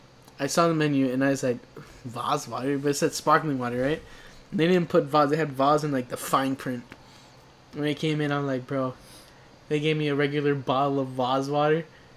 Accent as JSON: {"language": "English", "town": "New York City", "region": "New York", "country": "United States", "said": "I mean, we're from Brooklyn."}